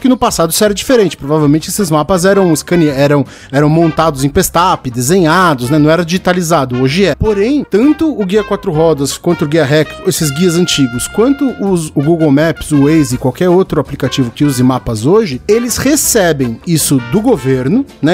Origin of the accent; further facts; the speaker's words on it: São Paulo, Brazil; eu morei a vida toda no Tucuruvi